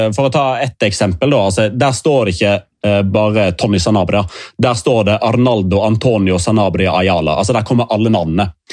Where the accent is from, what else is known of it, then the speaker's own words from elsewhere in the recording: Norway; vi er fra Norge.